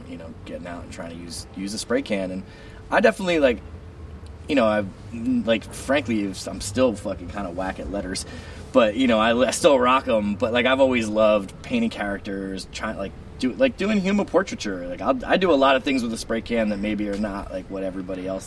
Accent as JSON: {"language": "English", "town": "Rahway", "region": "New Jersey", "country": "United States", "tie": "born or raised there", "moved": "yes", "lives_now": "Vermont, United States", "said": "I grew up in Rahway, New Jersey, right outside of New York City"}